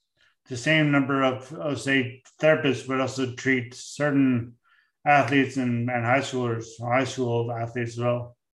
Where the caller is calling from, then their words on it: St. John's, Newfoundland and Labrador, Canada; I'm speaking from St. John's, where we're out in the middle of the North Atlantic, where there's no one near us.